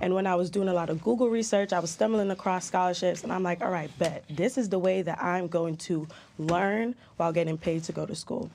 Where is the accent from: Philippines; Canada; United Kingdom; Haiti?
United Kingdom; London; born or raised there; also born or lived in Jamaica; now in United States